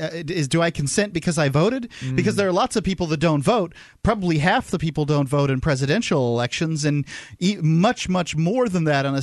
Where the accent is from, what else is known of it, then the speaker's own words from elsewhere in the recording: United States; I was born here in the United States.